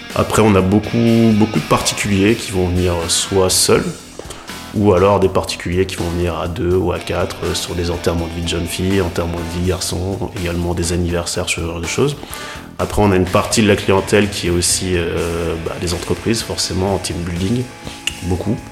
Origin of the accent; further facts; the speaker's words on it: Lille, Hauts-de-France, France; Moi je suis de Lille